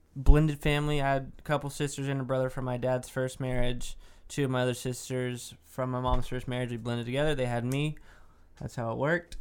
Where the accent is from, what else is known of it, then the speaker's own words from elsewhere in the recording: Dallas, Texas, United States; I'm from Dallas